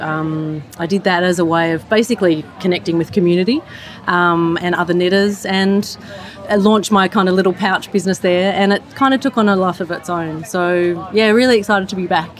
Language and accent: English; Australia; moved away as an adult; now in Glasgow, United Kingdom; I'm an Australian. I moved to Glasgow about a year ago